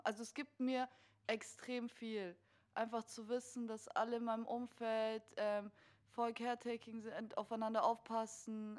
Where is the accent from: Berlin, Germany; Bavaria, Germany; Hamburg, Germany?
Bavaria, Germany; Munich; also ich bin in München aus, aufgewachsen